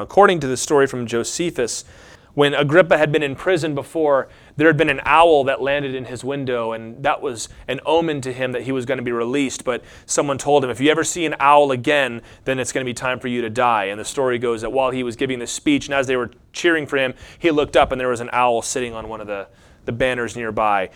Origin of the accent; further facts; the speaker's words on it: Lynchburg, Virginia, United States; I'm from Lynchburg, Virginia